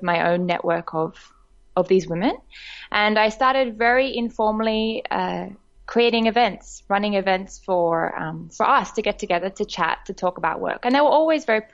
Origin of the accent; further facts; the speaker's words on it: Sydney, New South Wales, Australia; moved away as an adult; now in Bangkok, Thailand; I'm originally Australian. I was born and grew up in Sydney, Australia, and I've been living in Bangkok, Thailand now for about 4 years.